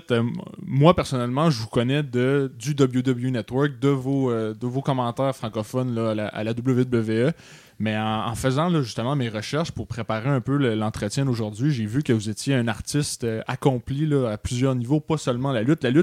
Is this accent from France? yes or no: no; Quebec City, Quebec, Canada; moi, je suis né à Québec. Dans la ville de Québec.